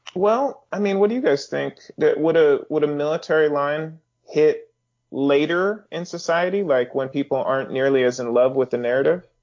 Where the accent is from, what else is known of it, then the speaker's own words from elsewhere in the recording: Northern California, United States; I grew up around those in Northern California